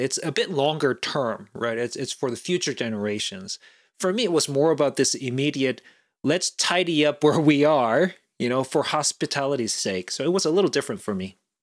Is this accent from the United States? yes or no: no; South Korea; moved away; growing up in South Korea, it was right around the time when, you know, there was the Summer Olympics in Seoul in nineteen eighty-eight